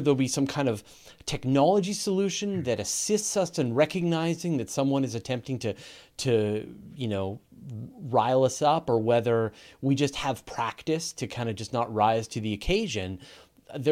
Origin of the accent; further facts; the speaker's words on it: Canada; I'm a Canadian